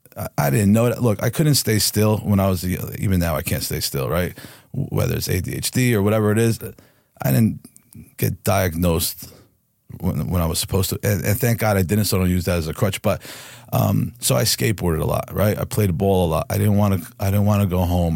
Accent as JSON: {"language": "English", "town": "Harrison", "region": "New Jersey", "country": "United States", "tie": "born or raised there", "also_born_or_lived": "Newark, New Jersey", "said": "I was born in Newark, New Jersey, and I grew in the town next door, which is Harrison"}